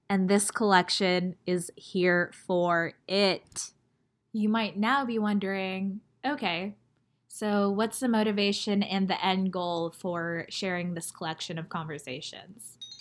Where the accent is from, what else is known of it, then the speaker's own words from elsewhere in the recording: United States; also born or lived in China; I am as Chinese as I am American